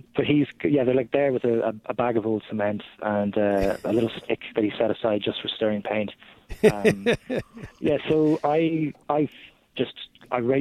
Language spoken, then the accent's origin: English; Ireland; as an Irishman